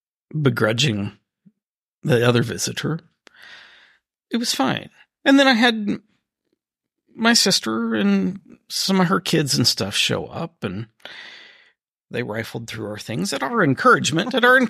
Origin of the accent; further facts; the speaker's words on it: East Coast, United States; born there; I was not born here. I was born on the East Coast.